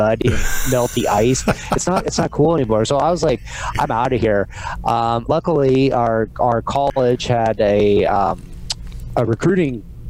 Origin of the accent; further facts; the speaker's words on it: Midwest, United States; Growing up in the Midwest or the winter, like you say, oh, snow's great.